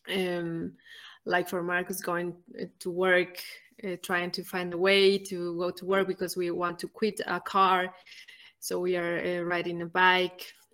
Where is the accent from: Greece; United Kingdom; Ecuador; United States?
Ecuador; moved away as an adult; also born or lived in Germany / Nicaragua; now in Malawi; I come from Ecuador, one of the smallest countries